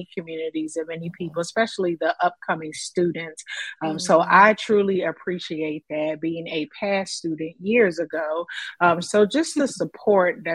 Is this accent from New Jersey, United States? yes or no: no; Philadelphia, Pennsylvania, United States; being from Philadelphia, yes, West Philadelphia, born and raised